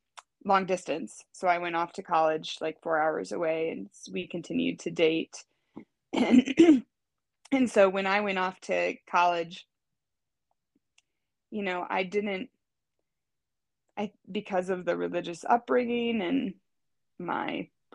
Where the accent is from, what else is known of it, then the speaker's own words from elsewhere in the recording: rural Iowa, United States; So I grew up in rural Iowa to a farmer and a teacher. So, and when I say rural, I mean like a town of 1,500 people is what I grew up in. And a pretty religiously conservative part